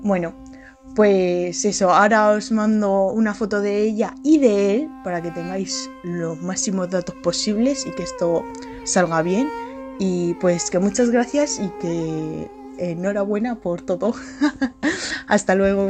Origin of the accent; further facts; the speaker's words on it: Las Palmas de Gran Canaria, Canary Islands, Spain; soy de Las Palmas de Gran Canaria